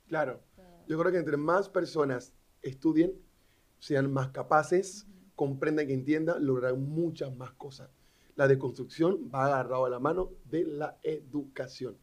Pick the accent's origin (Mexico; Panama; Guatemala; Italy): Panama; Panama City; vengo de Río, una barraca, y porque me gradué de la escuela pública en calle Primera Juan Díaz